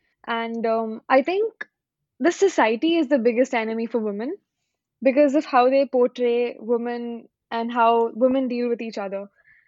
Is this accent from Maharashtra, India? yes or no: yes; Pune, Maharashtra, India; I'm from Pune and I'm 22 years old as well.